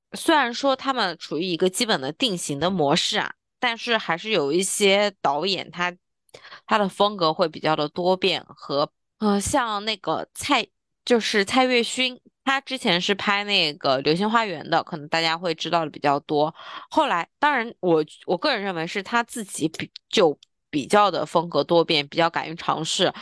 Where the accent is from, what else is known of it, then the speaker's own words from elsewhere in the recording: China; 我们大陆人